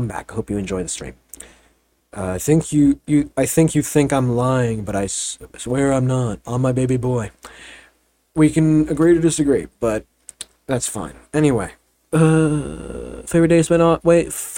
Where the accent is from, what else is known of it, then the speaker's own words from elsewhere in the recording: Pittsburgh, Pennsylvania, United States; I'm from America, I'm from Pittsburgh